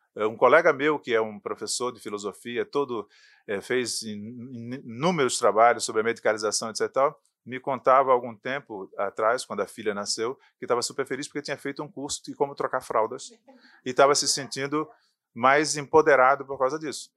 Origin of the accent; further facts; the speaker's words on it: sertão of Pernambuco, Brazil; No sertão de Pernambuco, onde eu nasci